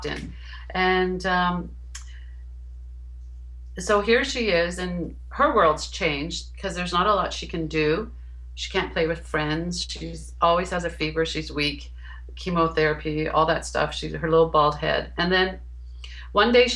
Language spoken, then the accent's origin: English; Hamilton, Ontario, Canada; moved away as an adult; we moved back to my hometown, which is Hamilton, Ontario.